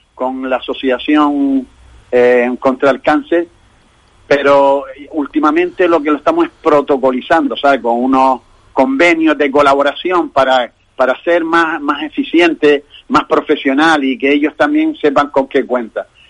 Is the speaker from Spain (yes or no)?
yes; Canary Islands, Spain; somos nosotros, los canarios